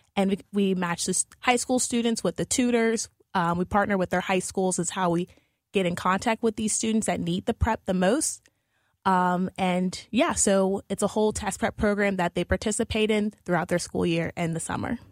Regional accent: New Orleans, Louisiana, United States; moved away as an adult; now in St. Louis, United States; I'm originally from New Orleans

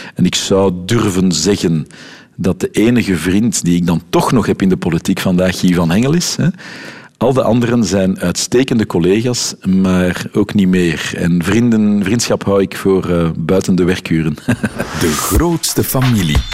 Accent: Brussels, Brussels-Capital Region, Belgium; accent: Brusselse R; first language Dutch; Je hoort mijn Brusselse R daar, eh, af en toe nog eens goed tussen

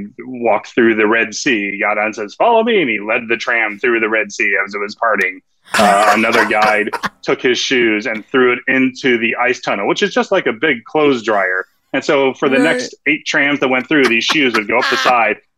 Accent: Santa Rosa, California, United States; we both come from Sonoma County, California. He's from the Sebastopol area. I'm from Santa Rosa.

